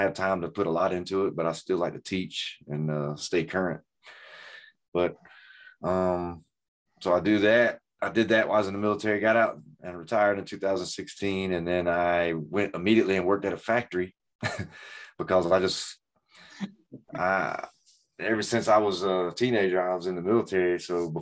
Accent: Greenville, United States; moved away; I'm from Greenville.

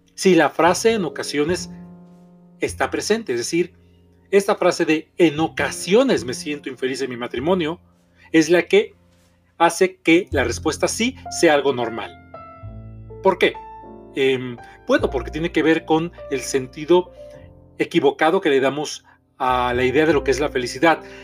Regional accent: Mexico City, Mexico; soy terapeuta mexicano, soy de la Ciudad de México

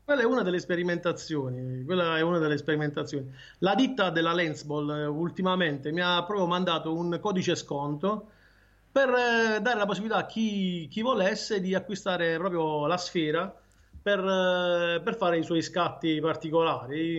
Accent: Martina Franca, Apulia, Italy; Io sono di Martina Franca.

